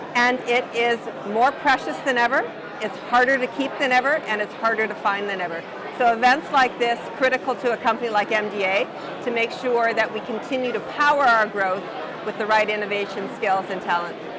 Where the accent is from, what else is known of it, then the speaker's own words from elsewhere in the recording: a small mining town in northern Ontario, Canada; I'm from a small mining town in northern Ontario